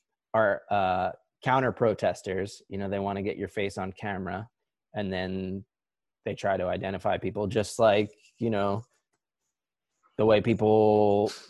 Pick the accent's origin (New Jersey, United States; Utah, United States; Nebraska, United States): New Jersey, United States; moved away; also born or lived in Honesdale, Pennsylvania; here in Honesdale, Pennsylvania, which is not where we grew up in New Jersey